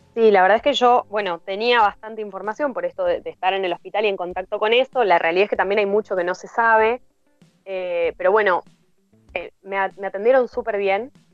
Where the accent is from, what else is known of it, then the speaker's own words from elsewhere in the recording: Argentina; moved away as an adult; soy del interior, vivo acá hace 11 años